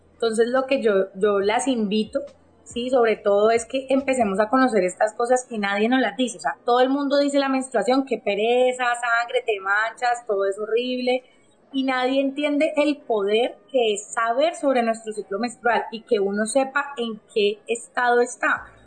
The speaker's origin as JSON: {"language": "Spanish", "town": "Cali", "region": "Valle del Cauca", "country": "Colombia", "said": "yo soy de Cali, Colombia. Estoy acá en Cali, Colombia"}